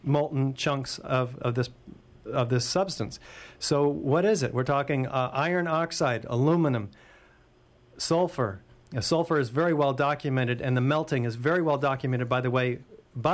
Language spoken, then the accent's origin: English; United States; I'm an American